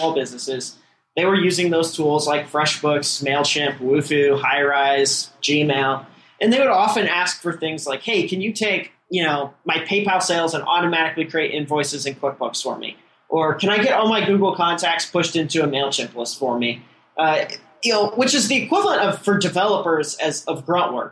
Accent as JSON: {"language": "English", "region": "Midwest", "country": "United States", "tie": "born or raised there", "moved": "as an adult", "lives_now": "Silicon Valley, United States", "said": "I was, born and raised in the Midwest"}